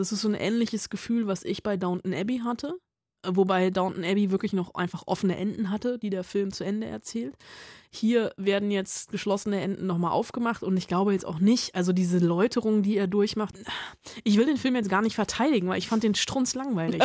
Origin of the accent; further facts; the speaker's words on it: Germany; bei uns in Deutschland